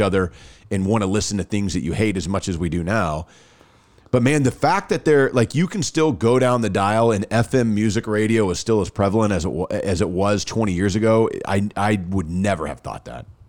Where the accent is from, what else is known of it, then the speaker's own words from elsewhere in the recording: Dallas, Texas, United States; moved away as an adult; now in Birmingham, United States; I'm from Dallas. I grew up there